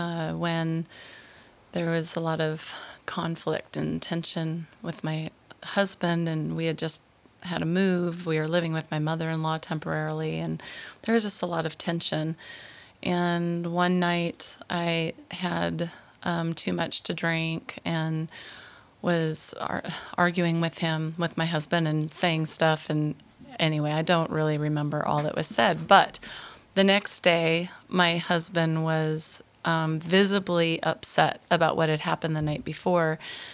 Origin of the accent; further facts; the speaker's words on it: Washington, United States; now in San Diego, United States; Mm-hmm. Washington.